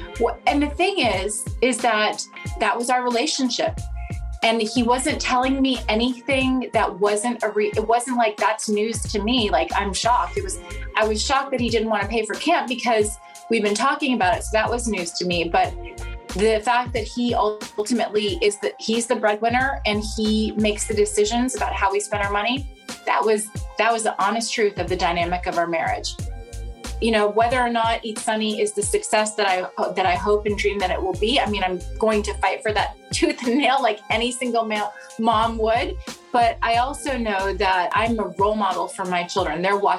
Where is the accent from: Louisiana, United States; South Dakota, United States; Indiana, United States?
South Dakota, United States; born there; Well, I was born in South Dakota, which I think is sort of a fun fact.